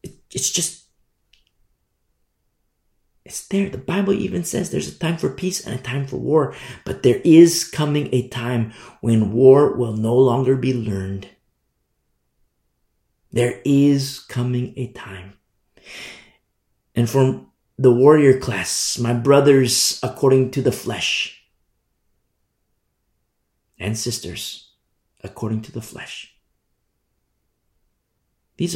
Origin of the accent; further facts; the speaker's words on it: United States; I'm American. I teach from America